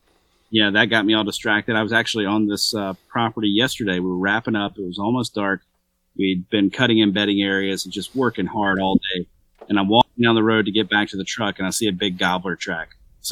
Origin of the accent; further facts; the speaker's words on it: Georgia, United States; I'm a redneck from Georgia, so.